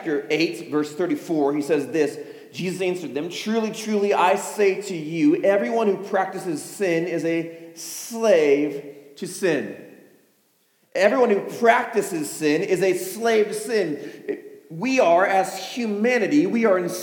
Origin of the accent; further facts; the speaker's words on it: Chicago, Illinois, United States; I'm from Chicago